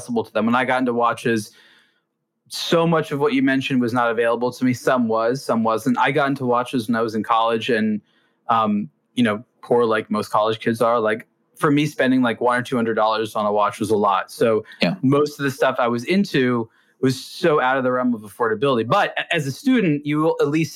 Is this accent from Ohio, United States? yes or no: no; Los Angeles, California, United States; growing up in Los Angeles